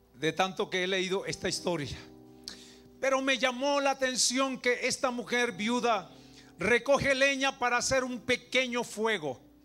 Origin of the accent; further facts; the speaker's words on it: Venezuela; como venezolano